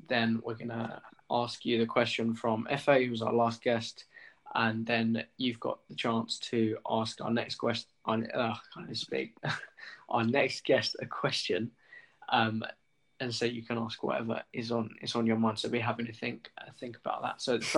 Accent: England, United Kingdom; I'm an English male in a class that is in a school 2 minutes from where I live, kind of.

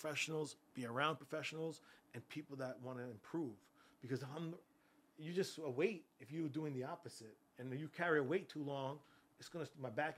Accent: Freeport, New York, United States; I grew up in Freeport, New York.

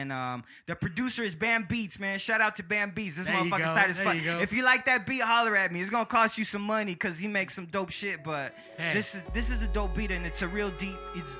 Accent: Egypt; because like I said, I'm from Egypt, and you know it's an Egyptian name.

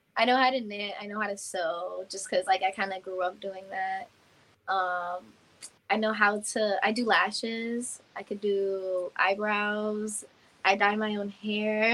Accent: Yauco, Puerto Rico; I'm from Yauco, Puerto Rico

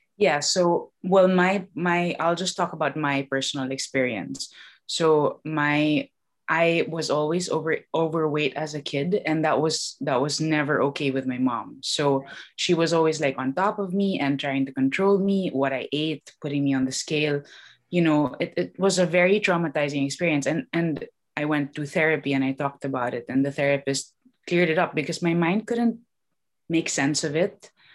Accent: Philippines; now in London, United Kingdom; I grew up in the Philippines

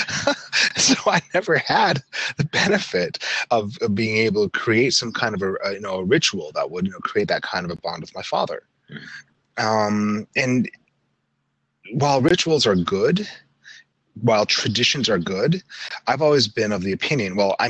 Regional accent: Salt Lake City, Utah, United States; I grew up in Salt Lake City

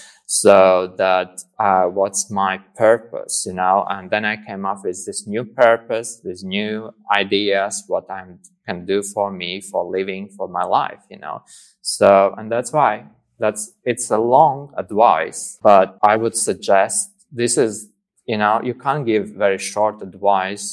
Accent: Latvia; moved away; I came from Latvia, and I grew up in the kind of community where like also psychology and psychiatry was kind of taboo

